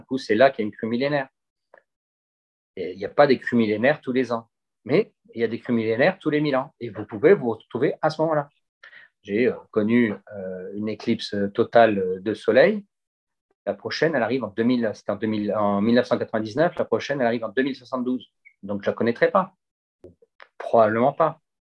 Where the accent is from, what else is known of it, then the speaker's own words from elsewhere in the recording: Gardanne, Provence-Alpes-Côte d'Azur, France; jamais oublié que je suis de Gardanne et pas du 16e arrondissement de Paris